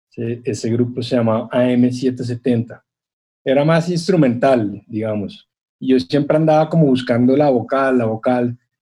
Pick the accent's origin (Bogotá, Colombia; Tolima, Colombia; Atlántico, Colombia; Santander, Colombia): Bogotá, Colombia; yo no soy caribe, yo soy un, rolo, ¿no? De acá la montaña y el páramo, y el frío